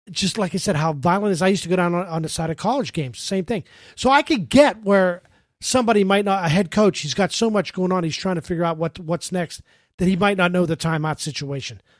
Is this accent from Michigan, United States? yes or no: no; Pittsburgh, Pennsylvania, United States; when I was growing up in Pittsburgh, I loved the Steelers.